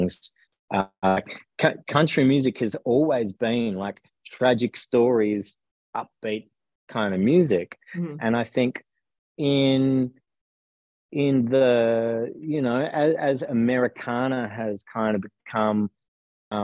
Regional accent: Melbourne, Victoria, Australia; also born or lived in South Gippsland; so I grew up in Melbourne and then moved to South Gippsland in about year 8 and a half, I think it was, of high school

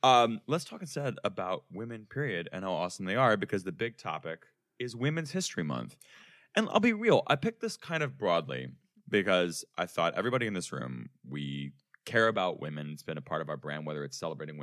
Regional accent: Chicago, Illinois, United States; We grew up in Chicago.

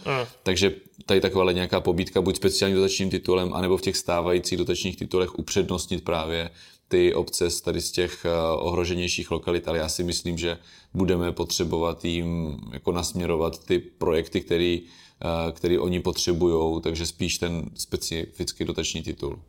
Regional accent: Brno-Country District, South Moravian Region, Czechia; já jsem z Brno venkova

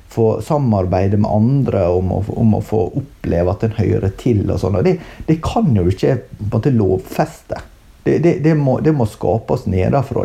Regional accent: Norway; vi som nordmenn

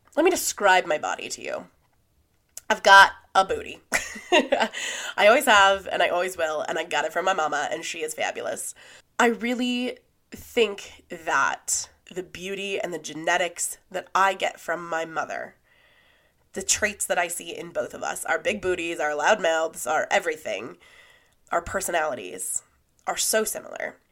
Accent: California, United States; When I was growing up, I grew up in Lake Tahoe.

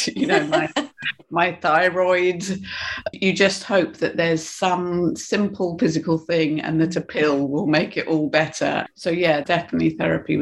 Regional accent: United Kingdom; I think I'm British

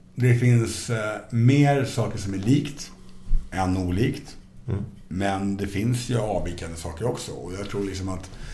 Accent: Stockholm, Stockholm County, Sweden; jag växte upp i Stockholmsförorterna

